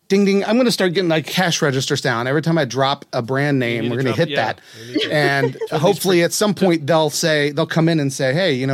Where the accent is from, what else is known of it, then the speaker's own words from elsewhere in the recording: West Virginia, United States; Now, if you don't know, I'm from West Virginia, and so is Aaliyah. Different areas, but we both kind of have that West Virginia connection.